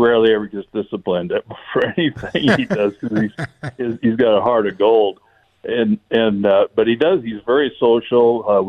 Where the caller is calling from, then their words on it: Prescott, Arizona, United States; Oh, good old Prescott.